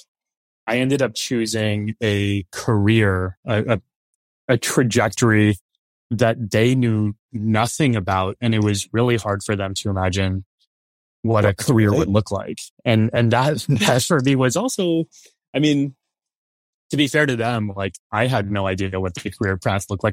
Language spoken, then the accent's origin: English; San Antonio, Texas, United States; now in New York City, United States; in San Antonio where, I was born and raised there.